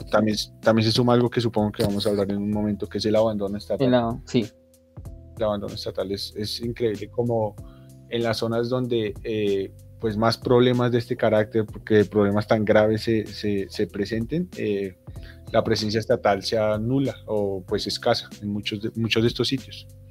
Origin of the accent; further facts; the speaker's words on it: Colombia; como colombianos